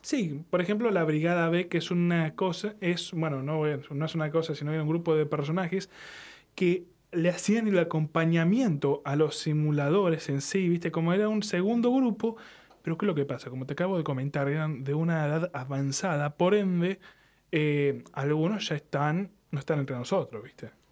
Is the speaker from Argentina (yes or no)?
yes; Argentina; somos argentinos